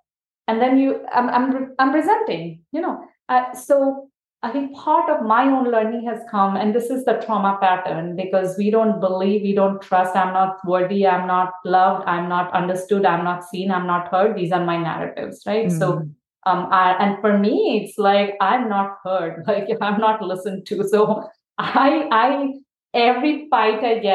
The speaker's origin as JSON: {"language": "English", "country": "India", "tie": "born or raised there", "moved": "yes", "lives_now": "United States", "said": "growing up in India"}